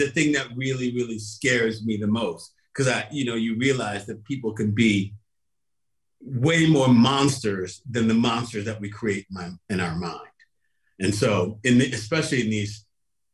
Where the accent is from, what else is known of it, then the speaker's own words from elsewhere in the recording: New York City, New York, United States; I grew up in Brooklyn